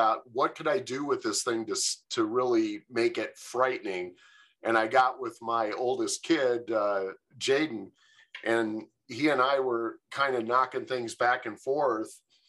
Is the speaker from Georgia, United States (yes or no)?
no; Michigan, United States; also born or lived in California; now in Grand Junction, United States; I live in Grand Junction, Colorado. I've lived here for about 16 years. And originally, I'm from Michigan. Spent most of my life in California, so it's definitely I've been around a little bit.